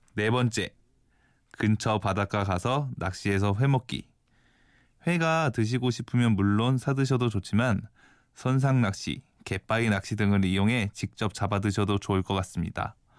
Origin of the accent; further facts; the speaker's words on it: Incheon, South Korea; moved away as an adult; also born or lived in Seoul; now in Geoje, South Korea; 저는 서울에서 태어났고 학교 다닐 때는 인천에서 살았어요